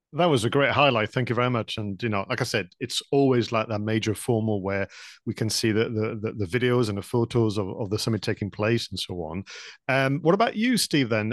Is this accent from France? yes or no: yes; France; English is a second language; moved away; when I was studying, uh, English back in France